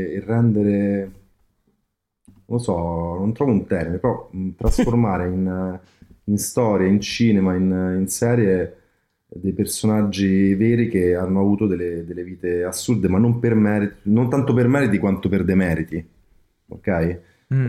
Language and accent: Italian; Rome, Lazio, Italy; da romano